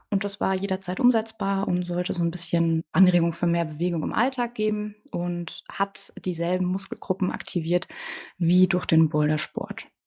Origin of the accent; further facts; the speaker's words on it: Bavaria, Germany; Bei uns in Bayern, das ist eher so der ländliche Charakter